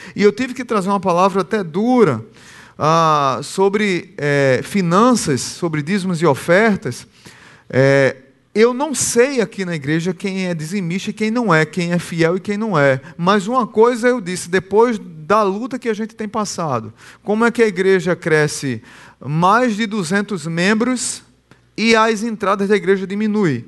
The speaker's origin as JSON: {"language": "Portuguese", "region": "Northeast Region", "country": "Brazil", "said": "eu sou brasileiro e nordestino"}